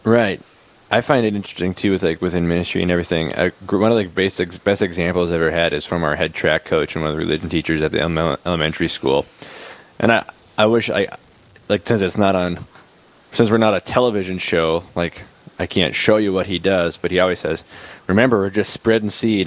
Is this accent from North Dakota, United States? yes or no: yes; Bismarck, North Dakota, United States; now in Aberdeen, United States; I'm originally from Bismarck